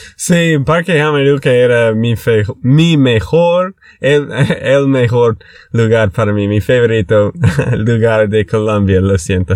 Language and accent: Spanish; Texas, United States; de Texas, Estados Unidos